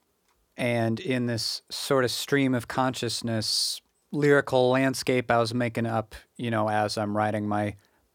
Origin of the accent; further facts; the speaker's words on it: United States; also born or lived in Japan; settle back into my hometown area